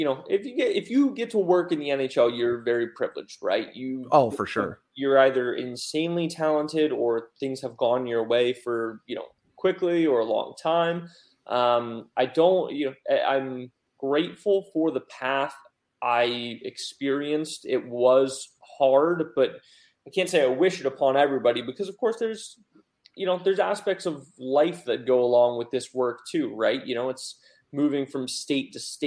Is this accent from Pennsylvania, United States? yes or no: yes; Pennsylvania, United States; moved away as an adult; also born or lived in Oregon; now in Raleigh, United States; I was actually back home in Pennsylvania visiting for a couple of days while living in Oregon